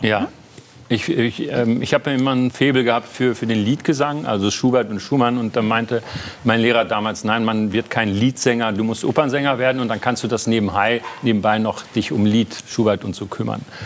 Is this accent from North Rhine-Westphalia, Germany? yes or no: yes; North Rhine-Westphalia, Germany; moved away as an adult; now in Berlin, Germany; ich war dann aber auch bockig als Westfale